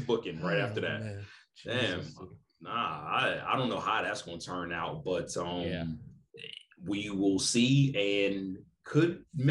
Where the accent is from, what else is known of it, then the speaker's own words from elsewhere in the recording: Philadelphia, Pennsylvania, United States; Yes, I am from Philadelphia